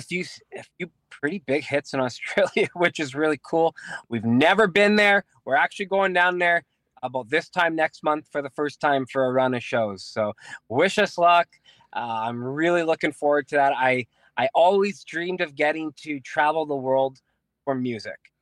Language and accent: English; Winnipeg, Manitoba, Canada; we're from Transcona. We, uh, we went to Transcona Collegiate